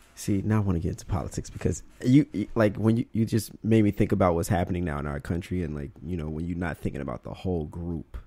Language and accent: English; Mississippi, United States; accent: southern; I grew up in Mississippi